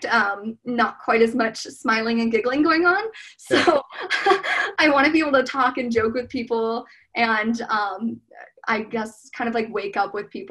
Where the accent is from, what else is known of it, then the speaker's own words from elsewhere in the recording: Geneva, Illinois, United States; also born or lived in Danville, California; I grew up in Geneva, Illinois.